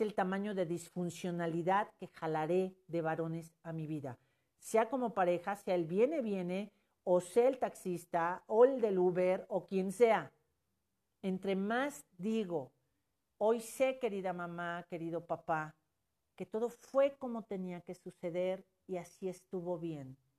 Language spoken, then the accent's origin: Spanish; Mexico; como mexicanos